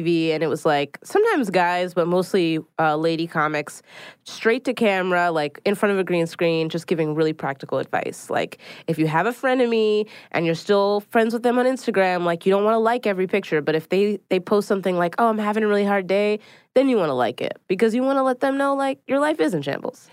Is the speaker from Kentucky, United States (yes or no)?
no; Philadelphia, Pennsylvania, United States; now in New York City, United States; I live in New York City. I'm originally from Philadelphia